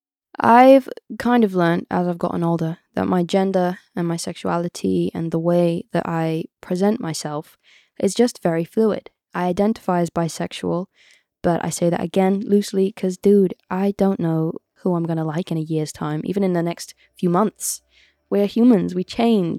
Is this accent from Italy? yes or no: no; Oxfordshire, South East England, United Kingdom; also born or lived in Brixton, London; I was born in Brixton and I grew up in Oxfordshire.